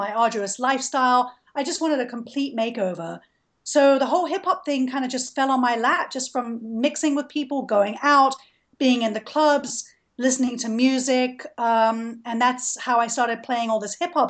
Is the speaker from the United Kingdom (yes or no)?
yes; London, United Kingdom; moved away as an adult; now in Atlanta, United States; I grew up in London.